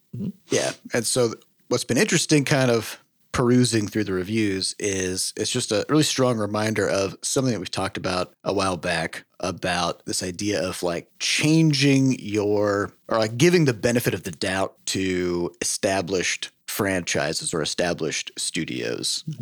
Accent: Midwest, United States; I'm from the Midwest. Yes. Uh, I, I, all my life, I've lived very far from the oceans

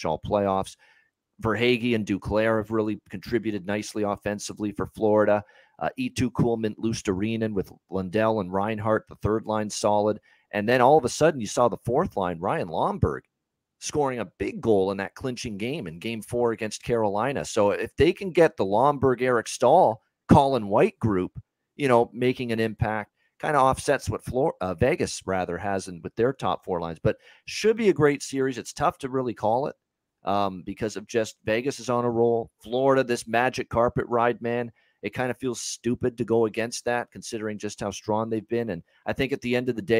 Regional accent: Canada; I'm Canadian

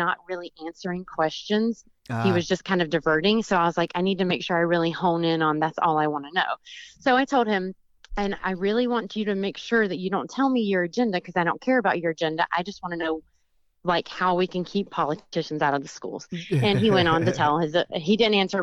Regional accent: the South, United States; I'm from the South

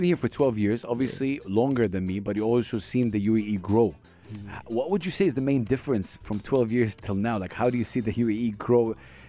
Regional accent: Saudi Arabia; now in United Arab Emirates; I'm from Saudi Arabia.

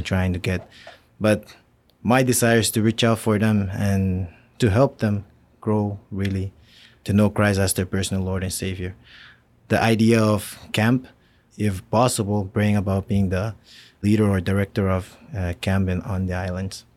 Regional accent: Pohnpei, Micronesia; moved away as an adult; I'm also from Pond Bay, but the main island of Pond Bay. So, I was born and raised there

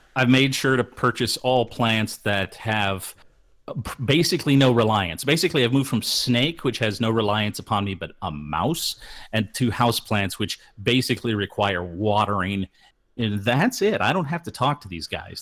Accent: Midwest, United States; growing up in the Midwest

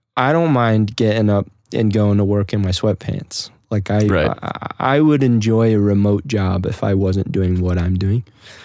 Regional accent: Nebraska, United States; especially we were in Nebraska, you know, basically stuck in my hometown.

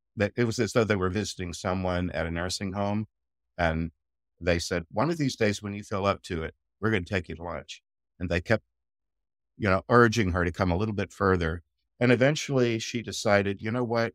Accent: United States; I'm American

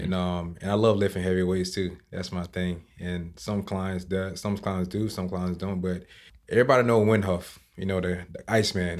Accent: South Georgia, United States; moved away as an adult; now in Key Biscayne, United States; I'm actually from a small town, and I grew up on a farm where I rode horses

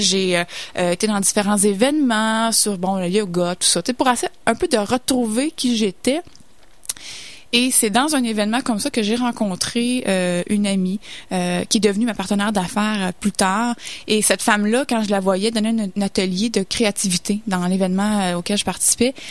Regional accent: Saint-Hyacinthe, Quebec, Canada; je viens de Sainte-Hyacinthe, donc une petite ville

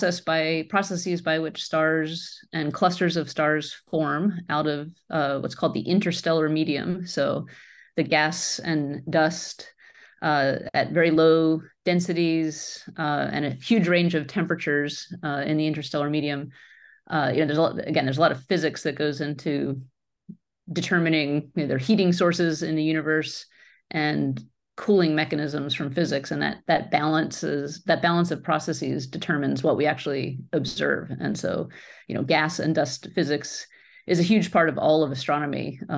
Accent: Pennsylvania, United States; So let's see, I grew up on the East Coast of the United States near Philadelphia and in a suburban area.

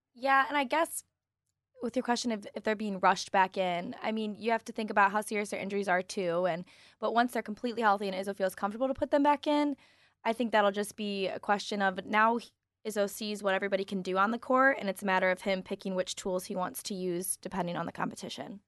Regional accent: Toledo, Ohio, United States; I'm from Ohio

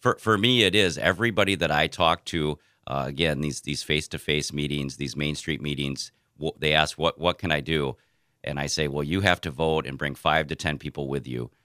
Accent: Jackson, Minnesota, United States; also born or lived in Albert Lea, Minnesota; I'm a Southern Minnesota, uh, native. I've lived here my entire, you know, my entire life. I grew up in Jackson on a farm

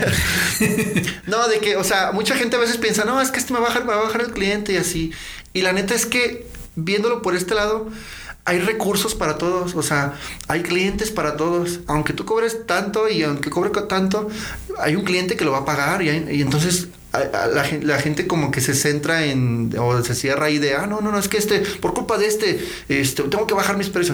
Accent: León, Guanajuato, Mexico; ahí he vivido todo, bueno, todo lo que es toda mi vida

